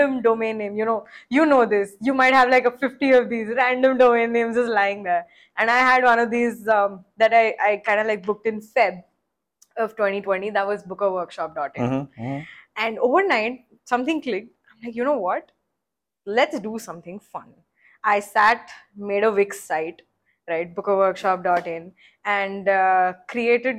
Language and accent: English; Nashik, Maharashtra, India; also born or lived in Mumbai / New York; I'm originally from Nasik.